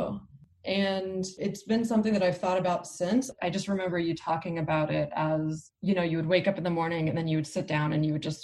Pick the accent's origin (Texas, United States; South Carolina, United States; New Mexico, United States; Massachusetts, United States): New Mexico, United States; Albuquerque; now in Oakland, United States; I live in Oakland, California. I grew up in Albuquerque, New Mexico